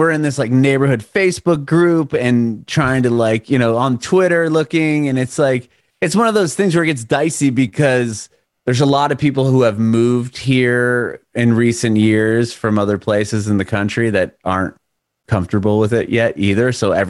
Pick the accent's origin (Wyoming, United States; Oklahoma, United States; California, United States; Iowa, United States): California, United States; San Diego; moved away as an adult; now in Nashville, United States; my family, we're from Southern California in San Diego. Lived there for basically our whole lives. And from California, we moved to Nashville a year ago, last February